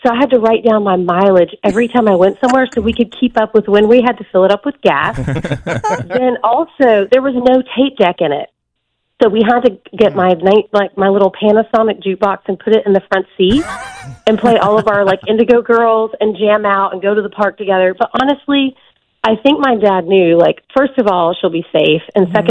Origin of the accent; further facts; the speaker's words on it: Memphis, Tennessee, United States; I'm from Memphis.